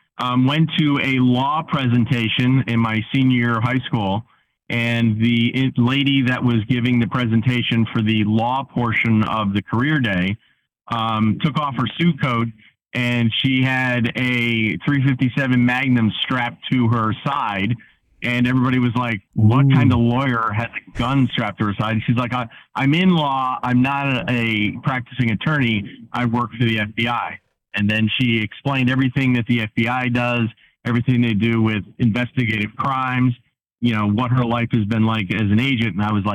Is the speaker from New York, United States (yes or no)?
yes; Troy, New York, United States; Yes, I am. Uh-huh. I grew up in South Troy. So if you know Troy at all, there's Troy and South Troy.